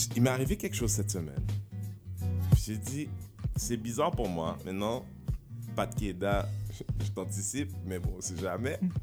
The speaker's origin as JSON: {"language": "French", "country": "Haiti", "accent": "Creole", "first_language": "Haitian Creole", "second_language": "French", "moved": "yes", "lives_now": "Quebec, Canada", "said": "les Haïtiens on parle comme on parle, c'est que notre langue maternelle"}